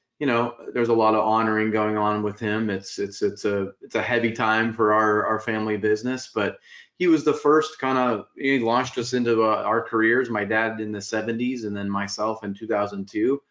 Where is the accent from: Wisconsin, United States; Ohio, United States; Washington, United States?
Washington, United States; Spokane; now in Folsom, United States; I have a big family contingent up in Spokane, Washington. So grew up in the Northwest. It moved down here in the late, like 1988, 89